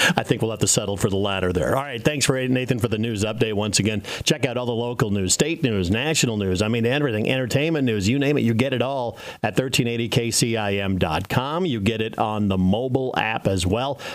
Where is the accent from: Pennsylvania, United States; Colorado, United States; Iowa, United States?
Iowa, United States; Carroll; when I was growing up in Carroll